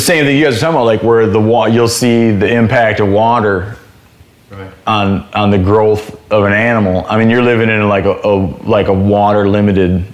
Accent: Michigan, United States; moved away; where I grew up in Michigan

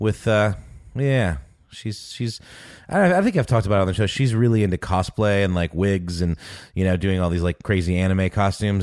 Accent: Germany; moved away; I was born in Germany.

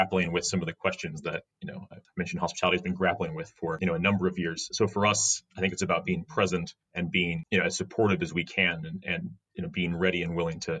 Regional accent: United States; now in United Kingdom; As American

